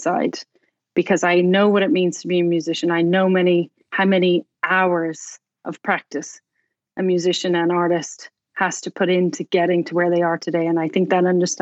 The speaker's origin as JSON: {"language": "English", "town": "Dublin", "region": "Leinster", "country": "Ireland", "also_born_or_lived": "Cork, Ireland / London, United Kingdom / Bloomington, Indiana", "moved": "as an adult", "lives_now": "Indianapolis, United States", "said": "Dublin, which is where I'm from"}